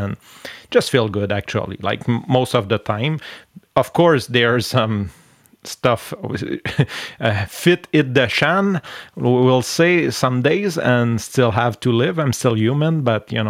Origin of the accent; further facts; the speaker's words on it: Canada; accent: French-Canadian; English is a second language; Since I'm French, I really love going on English podcasts and speak and just show my so nice accent, my French-Canadian accent